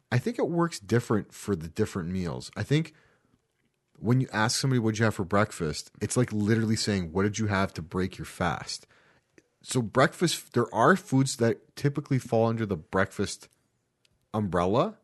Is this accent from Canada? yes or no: yes; Canada; Being that we're Canadian